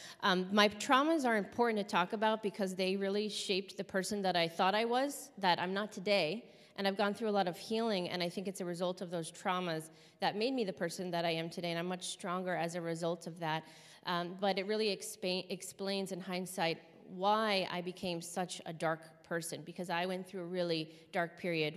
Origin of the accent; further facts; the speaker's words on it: Los Angeles, California, United States; also born or lived in Hawthorne, California / Torrance, California; I was born in 1981 in Los Angeles, California